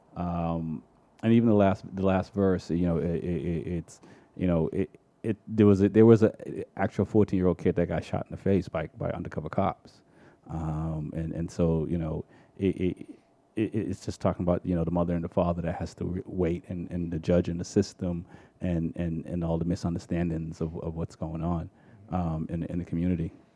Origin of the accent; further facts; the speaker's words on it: Boston, Massachusetts, United States; also born or lived in Jamaica; growing up in Dorchester in the '80s